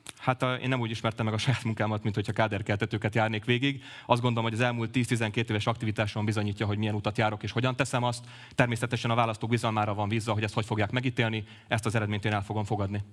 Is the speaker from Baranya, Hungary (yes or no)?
yes; Pécs, Baranya, Hungary; én elsősorban Pécsi vagyok, másodszorban politikus.